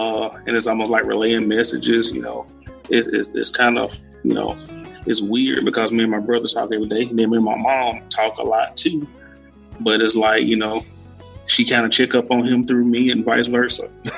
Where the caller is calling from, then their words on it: Meridian, Mississippi, United States; Meridian, Mississippi.